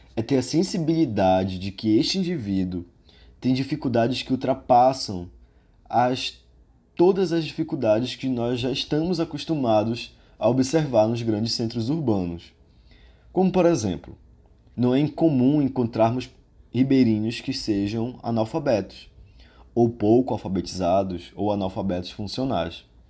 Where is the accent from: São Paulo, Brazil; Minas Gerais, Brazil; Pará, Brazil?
Pará, Brazil; minha raiz enquanto paraense e enquanto ser morador da região amazônica